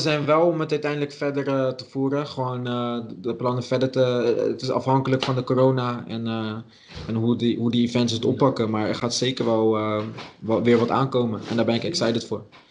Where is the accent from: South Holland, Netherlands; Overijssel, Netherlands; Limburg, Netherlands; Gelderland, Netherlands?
South Holland, Netherlands; Dordrecht; ik ben van oorsprong gewoon Dordtenaar. Dus ik kwam gewoon uit Dordrecht.